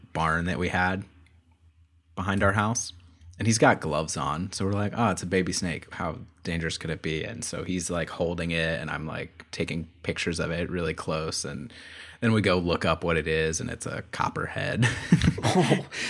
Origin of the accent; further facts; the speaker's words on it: Florida, United States; I grew up in Florida and my dad was from Florida.